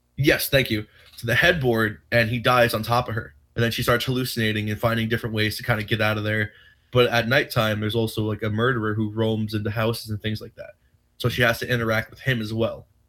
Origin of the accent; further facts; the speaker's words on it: Rocky Point, New York, United States; I'm from Rocky Point, New York